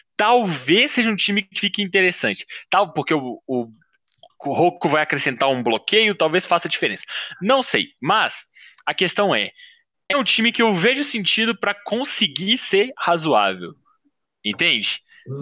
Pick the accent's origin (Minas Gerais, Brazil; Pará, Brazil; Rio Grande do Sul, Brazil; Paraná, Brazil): Minas Gerais, Brazil; Belo Horizonte; eu sou de BH